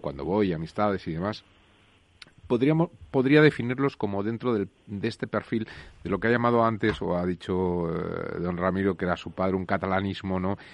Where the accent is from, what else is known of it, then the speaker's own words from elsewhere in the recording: Madrid, Community of Madrid, Spain; yo soy madrileño